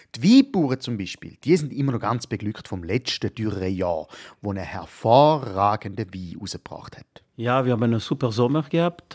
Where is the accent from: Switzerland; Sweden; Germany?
Switzerland; als Schweizer Bürger